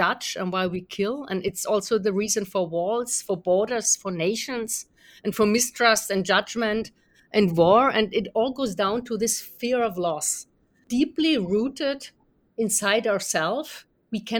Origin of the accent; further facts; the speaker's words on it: Germany; being from Germany and having grown up in a generation that was